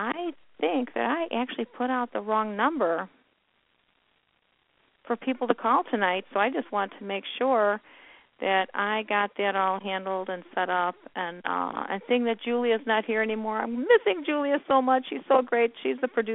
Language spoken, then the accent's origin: English; Chicago, Illinois, United States; Illinois, born and raised in Chicago.